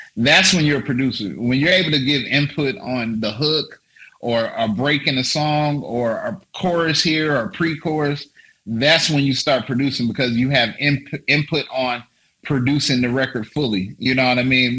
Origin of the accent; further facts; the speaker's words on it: Las Vegas, Nevada, United States; also born or lived in Paris; I'm from Las Vegas, uh, Nevada